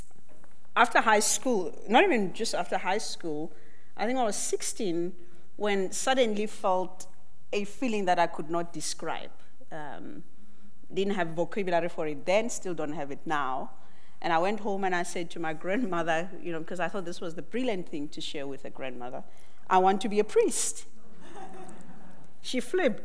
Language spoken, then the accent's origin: English; Johannesburg, Gauteng, South Africa; moved away as an adult; now in Lesotho; I was born in Soweto, in Soweto, Johannesburg, 1976